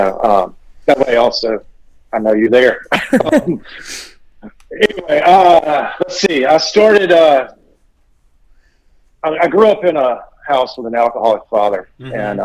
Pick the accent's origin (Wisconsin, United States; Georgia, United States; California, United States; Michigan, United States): Georgia, United States; Macon; I'm from Macon, Georgia, a little south of Atlanta.